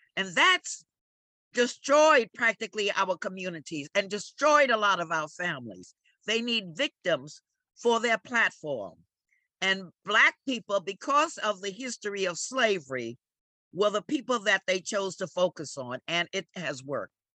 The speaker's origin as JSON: {"language": "English", "town": "New York City", "region": "New York", "country": "United States", "tie": "born or raised there", "also_born_or_lived": "the Bronx", "said": "I was born in the Bronx, but I was raised at 1831 Amsterdam Avenue, right in the heart of Harlem"}